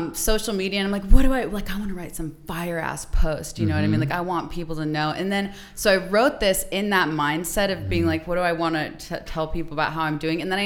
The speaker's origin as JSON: {"language": "English", "town": "Phoenix", "region": "Arizona", "country": "United States", "tie": "born or raised there", "said": "Born and raised in Arizona"}